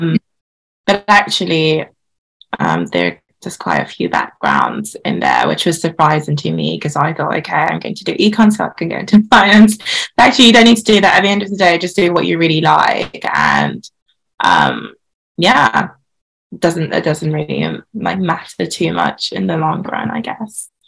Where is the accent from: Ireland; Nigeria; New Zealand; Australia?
Nigeria; now in United Kingdom; growing up in Nigeria, Nigeria is a very patri- patriarchal society.